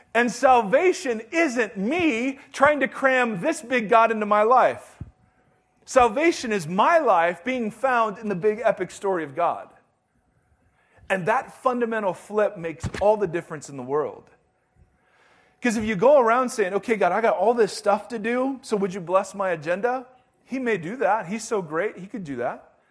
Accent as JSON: {"language": "English", "country": "United States", "said": "I'm American and I'm a Christian"}